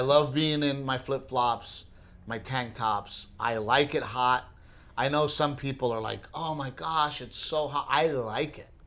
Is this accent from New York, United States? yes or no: no; Portland, Texas, United States; moved away; growing up in Gregory Portland